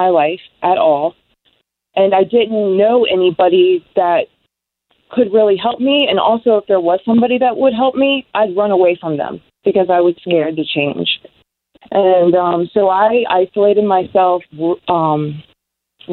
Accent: North Carolina, United States; I'm originally from North Carolina

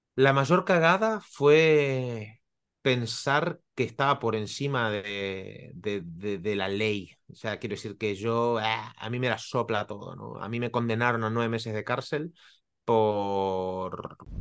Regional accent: Argentina; moved away as an adult; also born or lived in Bali, Indonesia / Costa Rica; now in Barcelona, Spain; soy argentino, hace 20 años que vivo en Barcelona, entre medio he vivido en, en Bali y en Costa Rica.

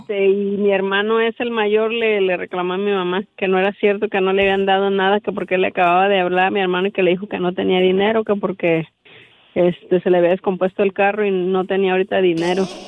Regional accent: Michoacán, Mexico; now in Nevada, United States; yo soy de Michoacán.

